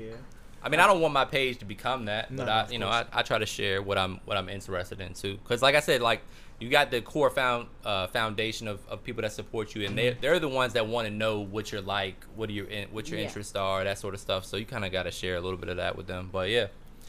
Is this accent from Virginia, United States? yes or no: yes; Richmond, Virginia, United States; I'm from Richmond.